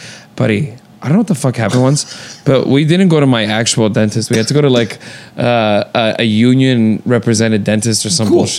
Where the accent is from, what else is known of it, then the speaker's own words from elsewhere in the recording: Toronto, Ontario, Canada; When we were kids in Toronto, I grew up in such a Portuguese neighborhood we learned English, French, and Portuguese.